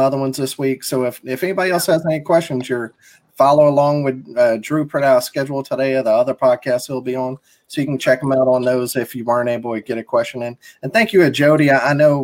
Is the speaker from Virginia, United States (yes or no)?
no; Mississippi Gulf Coast, United States; I'm from the Mississippi Gulf Coast